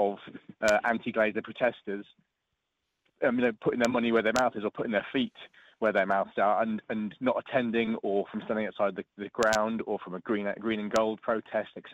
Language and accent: English; Norfolk, East of England, United Kingdom; I grew up in Norfolk